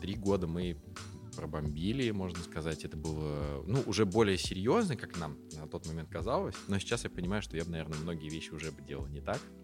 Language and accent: Russian; Saint Petersburg, Russia; also born or lived in Tver; я почти всю сознательную жизнь э, в Петербурге, ну, вернее как, я родился в Твери, и, как мне почему-то нравится говорить, э, когда мне исполнился год, я все бросил и переехал в Питер.